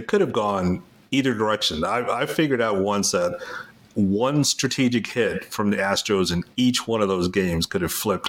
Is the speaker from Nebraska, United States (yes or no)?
no; Houston, Texas, United States; moved away as an adult; now in Maryland, United States; I grew up in Houston, moved to Maryland when I was in my mid-30s.